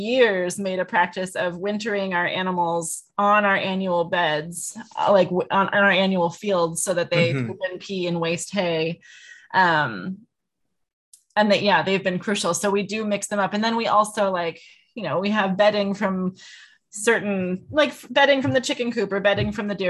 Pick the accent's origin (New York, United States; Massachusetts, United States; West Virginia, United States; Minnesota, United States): Minnesota, United States; Clearwater; born or raised there; moved away as an adult; also born or lived in California